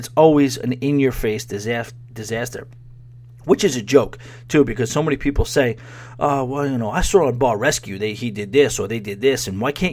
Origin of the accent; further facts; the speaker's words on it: New York, United States; I grew up in New York, but living directly in the city for the last 9 years or so